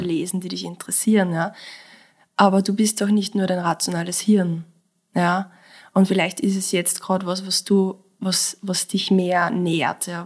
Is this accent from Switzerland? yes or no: no; Mostviertel, Lower Austria, Austria; moved away as an adult; now in Vienna, Austria; ich komme aus dem Mostviertel. Ja. Ja, ich habe diesen Dialekt, aber seit ich in Wien wohne, irgendwie trotzdem nie ablegen